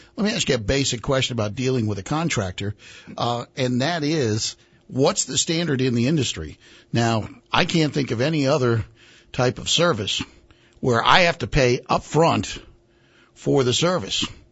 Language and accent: English; New England, United States; moved away as an adult; also born or lived in Mid Atlantic states; now in Southern United States; I grew up in New England where everybody had basements